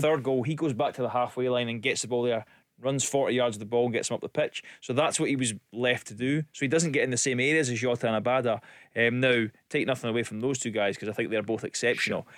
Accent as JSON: {"language": "English", "town": "Elgin", "region": "Scotland", "country": "United Kingdom", "tie": "born or raised there", "also_born_or_lived": "Aberdeen"}